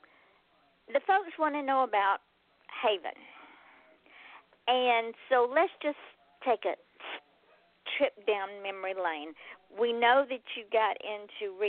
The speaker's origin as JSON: {"language": "English", "region": "Georgia", "country": "United States", "tie": "born or raised there", "moved": "yes", "lives_now": "South Florida, United States", "said": "I am from Georgia, born, raised, reared, and then I left. I only left because I came to South Florida"}